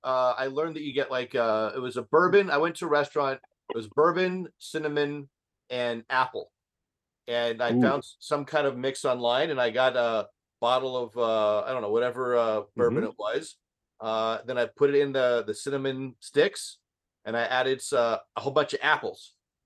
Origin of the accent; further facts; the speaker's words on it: Colorado, United States; I grew up in Colorado.